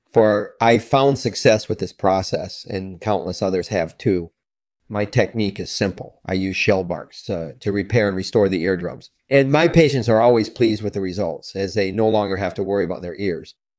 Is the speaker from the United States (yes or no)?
no; Scotland, United Kingdom; I was born in Scotland in nineteen seventy-one